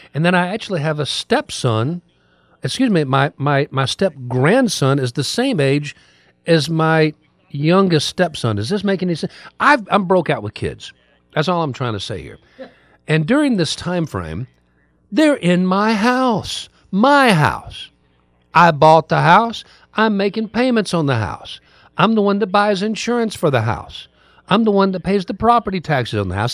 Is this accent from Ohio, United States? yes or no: yes; Ohio, United States; moved away; I was raised in Ohio